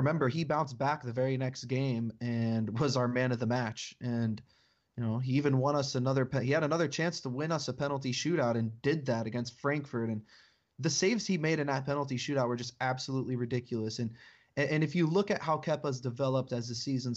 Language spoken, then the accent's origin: English; United States; being American